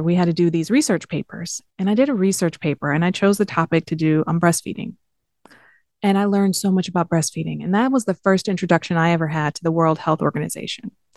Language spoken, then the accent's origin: English; Southfield, Michigan, United States; moved away; I grew up in Southfield.